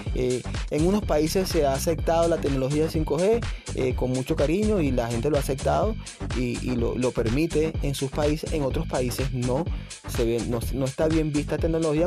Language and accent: Spanish; Venezuela; aquí en Venezuela